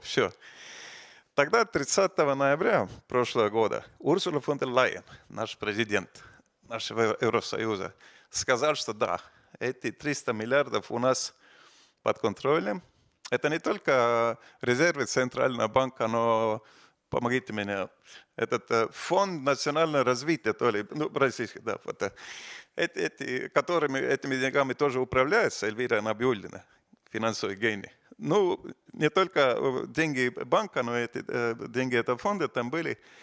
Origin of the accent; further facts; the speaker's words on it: Estonia; мы из Эстонии, из, из, из э, балтийских стран